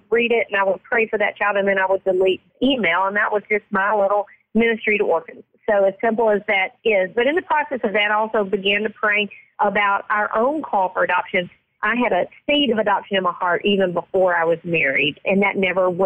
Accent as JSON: {"language": "English", "region": "Mississippi", "country": "United States", "said": "I'm from Mississippi"}